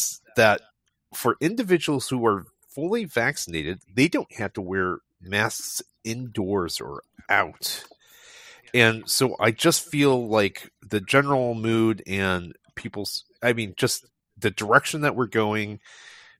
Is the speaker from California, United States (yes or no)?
yes; California, United States; also born or lived in Irvine; Being a Californian